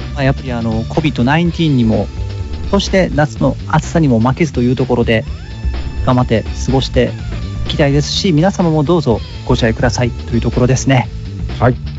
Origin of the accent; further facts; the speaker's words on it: Hikone, Shiga, Japan; moved away; 私もあの実家が滋賀県の彦根市